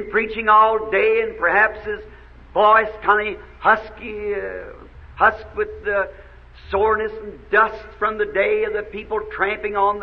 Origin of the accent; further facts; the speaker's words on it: the South, United States; I'm a Southerner